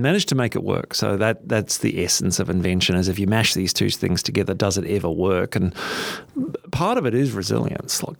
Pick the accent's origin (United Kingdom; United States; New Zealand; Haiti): New Zealand; now in Australia; I'm a Kiwi